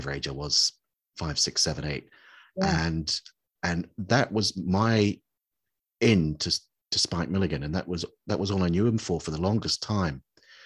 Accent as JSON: {"language": "English", "country": "New Zealand", "tie": "born or raised there", "said": "I grew up in New Zealand"}